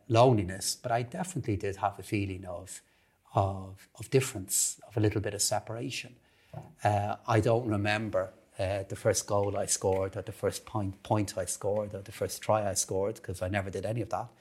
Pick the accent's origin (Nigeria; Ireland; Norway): Ireland; Dublin, Leinster; I grew up in Blanchardstown, uh, just off Concealer Road, in a hugely, uh, supportive and really hardworking family